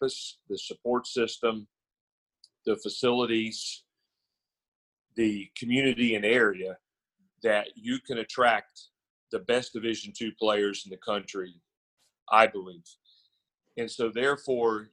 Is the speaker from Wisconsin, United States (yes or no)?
no; West Virginia, United States; moved away; also born or lived in Greeneville, Tennessee; I'm from West Virginia.